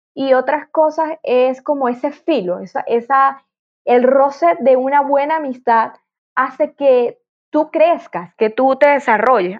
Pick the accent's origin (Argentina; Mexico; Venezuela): Venezuela; como buena venezolana